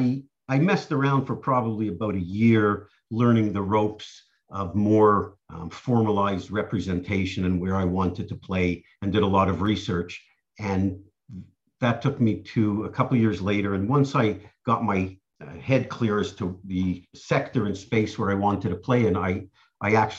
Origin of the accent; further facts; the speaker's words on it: Montreal, Quebec, Canada; moved away as an adult; now in Boca Raton, United States; I grew up in Montreal in Canada and lived there till I was 35